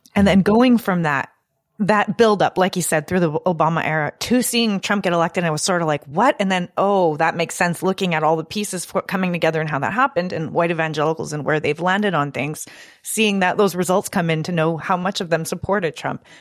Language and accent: English; Canada; I'm from Canada